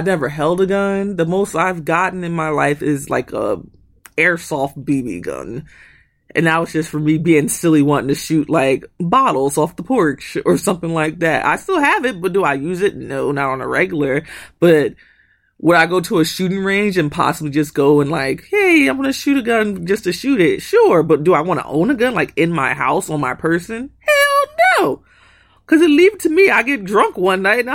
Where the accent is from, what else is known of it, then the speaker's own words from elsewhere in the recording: United States; we grew up in America, like us two